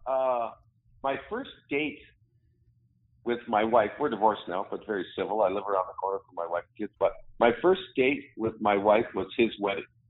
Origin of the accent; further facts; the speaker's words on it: Sudbury, Ontario, Canada; moved away; also born or lived in Ottawa, Ontario / Edmonton, Alberta; I I grew up in Sudbury, Ontario, is where I'm from